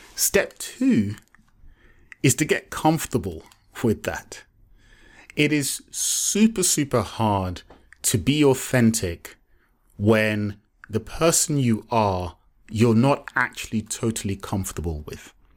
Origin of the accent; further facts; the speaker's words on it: Nigeria; I'm Yoruba, I'm Nigerian.